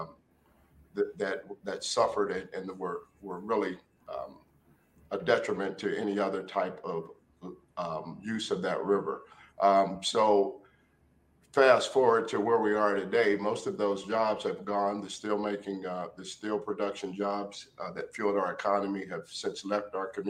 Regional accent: Warren, Ohio, United States; when I was growing up in Warren, Ohio

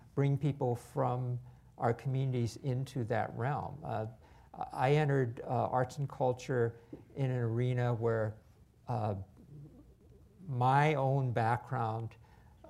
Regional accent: United States; I was born in America

